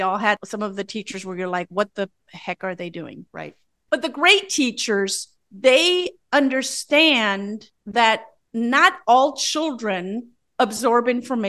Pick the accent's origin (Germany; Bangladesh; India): Germany; moved away as an adult; now in United States; I am from Germany. I have no Swedish roots whatsoever. I am through and through German. I am married to a German.